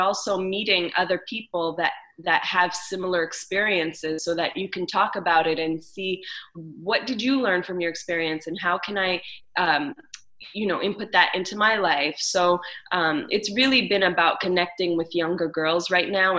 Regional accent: Montreal, Quebec, Canada; I was raised in Montreal

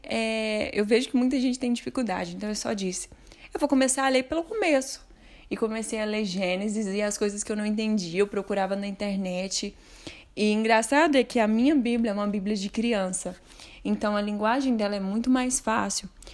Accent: Uberlândia, Minas Gerais, Brazil; eu sou de Uberlândia, Minas Gerais

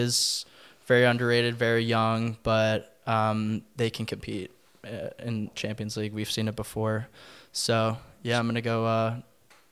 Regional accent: United States; as an American

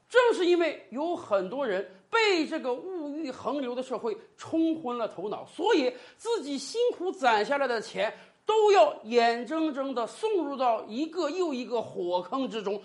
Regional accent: China; 我们中国人

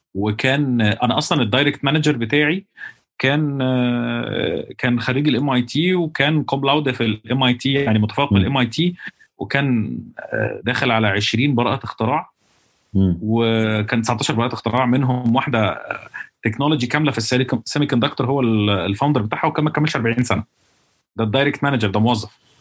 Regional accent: Alexandria, Alexandria Governorate, Egypt; moved away as an adult; also born or lived in United States; انا بقول طلعت مش طلعت لان انا اسكندراني

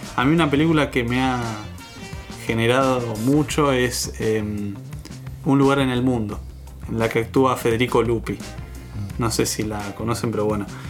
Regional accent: Mar del Plata, Buenos Aires Province, Argentina; yo no me siento argentino, me siento marplatense

